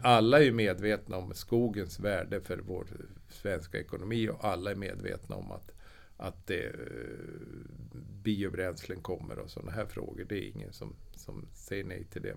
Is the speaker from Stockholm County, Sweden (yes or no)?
no; Östersund, Jämtland, Sweden; jag kommer ju från Östersund